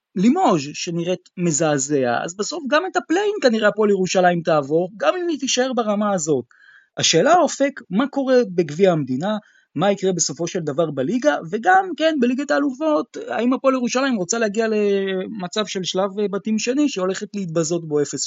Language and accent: Hebrew; Israel; כישראלי, כאוהד כדורסל ישראלי